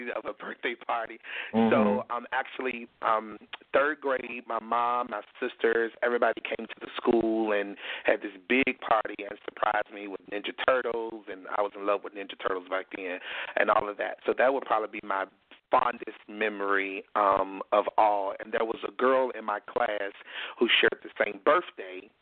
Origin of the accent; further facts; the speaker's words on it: Richmond, Virginia, United States; I'm a Southern Belle from Richmond, Virginia. I was born and raised in Virginia